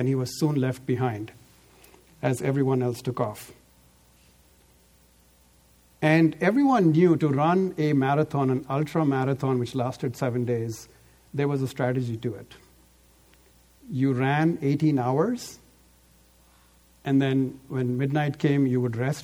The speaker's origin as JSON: {"language": "English", "region": "Delhi", "country": "India", "tie": "born or raised there", "moved": "yes", "lives_now": "Bay Area, United States", "said": "I grew up in Delhi, so I know. I live now in the Bay Area"}